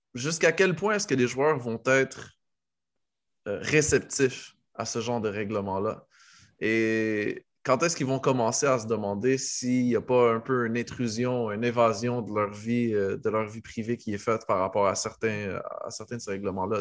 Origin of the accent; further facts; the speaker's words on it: Morocco; en tant que Marocain